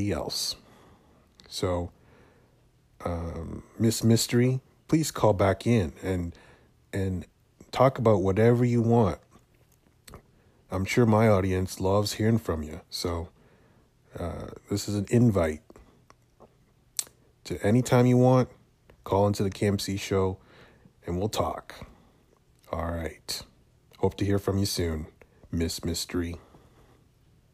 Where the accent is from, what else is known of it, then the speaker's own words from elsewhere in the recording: Canada; I am Canadian.